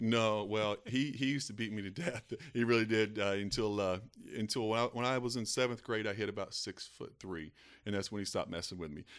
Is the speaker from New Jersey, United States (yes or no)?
no; Eastern Kentucky, United States; a kid growing up in Eastern Kentucky